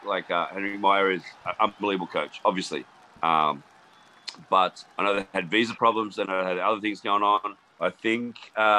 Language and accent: English; Queanbeyan, New South Wales, Australia; Matty Gitto, a kid that I grew up with in Queanbeyan, Australia, so from the same hometown.